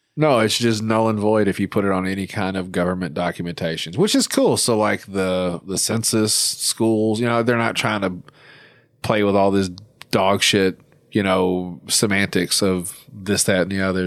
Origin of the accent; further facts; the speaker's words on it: Arkansas, United States; my home state of Arkansas, where I ho, currently reside.